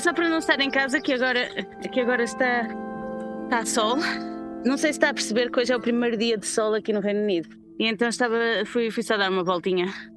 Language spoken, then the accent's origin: Portuguese; Porto, Norte, Portugal; moved away as an adult; now in London, United Kingdom; estou em Londres há 10 anos, sou originalmente do Porto.